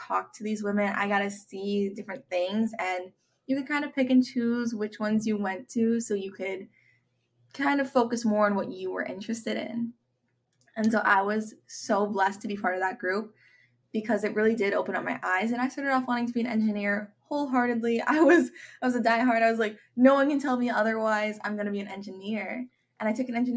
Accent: Avon, Minnesota, United States; I grew up in Avon, Minnesota, and it's a pretty small town

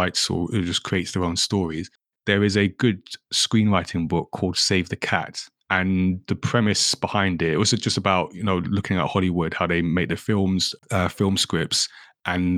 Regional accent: Ghana; I'm from Ghana.

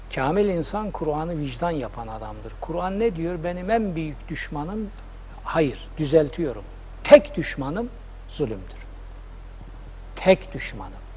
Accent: Black Sea Region, Turkey; accent: Karadeniz; bizim Karadeniz şivesiyle

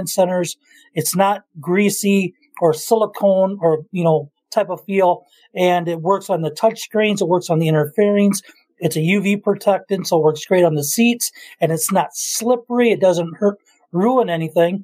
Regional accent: South Dakota, United States; moved away; I'm from South Dakota originally

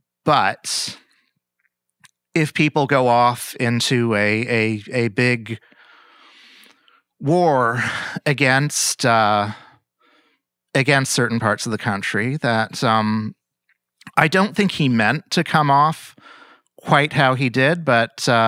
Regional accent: Toronto, Ontario, Canada; I'm from Toronto.

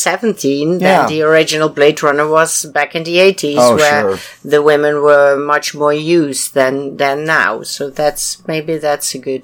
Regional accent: United Kingdom; Yeah, of course I do. I'm British, don't you hear?

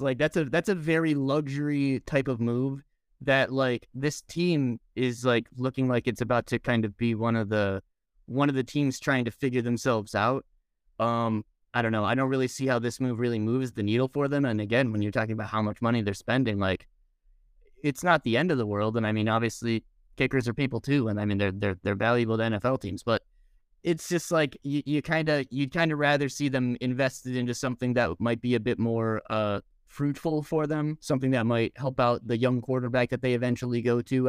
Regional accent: United States; I'm the American

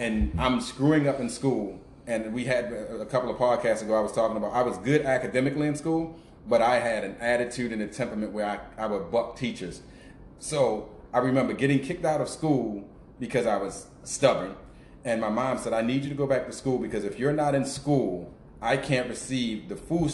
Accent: Baltimore, Maryland, United States; I grew up in the Greenmount West community

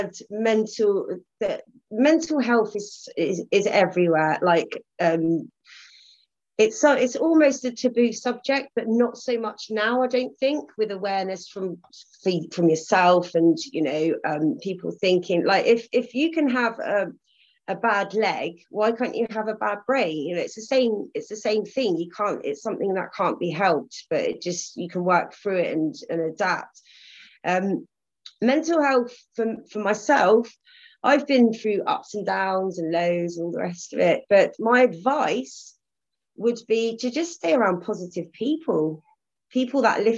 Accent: Cornwall, South West England, United Kingdom; also born or lived in Netherlands; as I'm Cornish

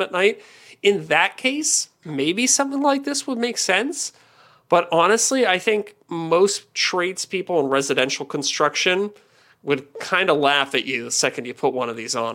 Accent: Canada; I'm Canadian

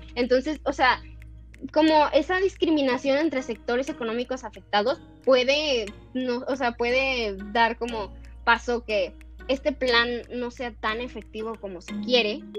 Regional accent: Mexico

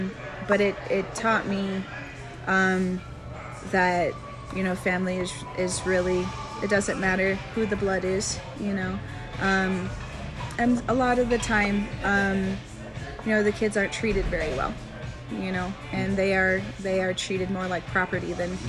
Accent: Castle Rock, Colorado, United States; also born or lived in Denver / Montana / Cheyenne, Wyoming; I'm from Denver. Denver? Yes. Yes, I am. But I grew up in Castle Rock.

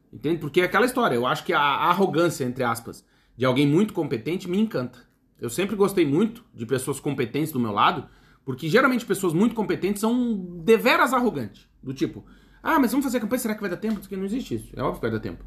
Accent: Brazil

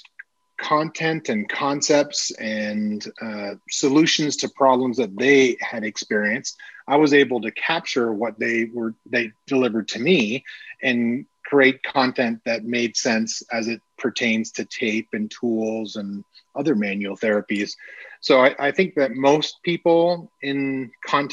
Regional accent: Toronto, Ontario, Canada; moved away as an adult; now in Austin, United States; I was born and raised in Toronto. I lived there

